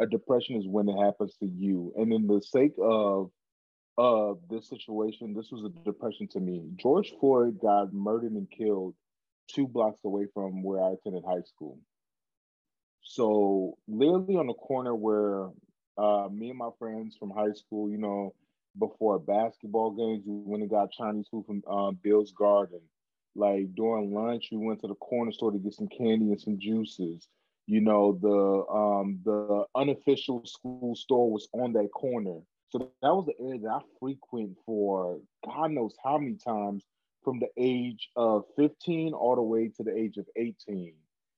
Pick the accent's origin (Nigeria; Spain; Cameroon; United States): Cameroon; Back in Cameroon, where my home country, where I'm from, they were having Black Lives Matter protests in Cameroon, a 98% majority Black community.